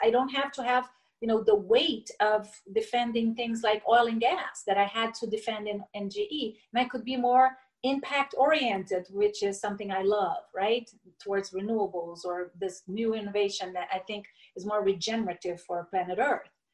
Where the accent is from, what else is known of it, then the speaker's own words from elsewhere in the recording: Brasília, Federal District, Brazil; also born or lived in Niterói, Rio de Janeiro, Brazil; I was raised in Brasilia, the capital